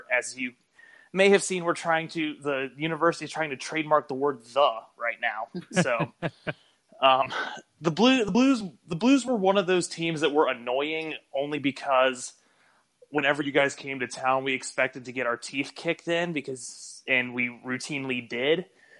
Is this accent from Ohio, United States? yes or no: yes; Columbus, Ohio, United States; I'm from Columbus. … for those of you. Just to kind of get my voice out there. But, I'm from Columbus.